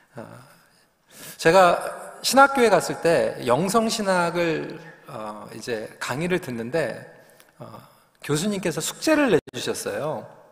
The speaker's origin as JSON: {"language": "Korean", "region": "Seoul", "country": "South Korea", "tie": "born or raised there", "said": "제가 영등포에서 태어난 걸 너무 또 이렇게 기억을 하시는데 사실 그렇습니다. 저는 그냥 도시에서 태어나서 어, 도시에서 그냥 자라나면서"}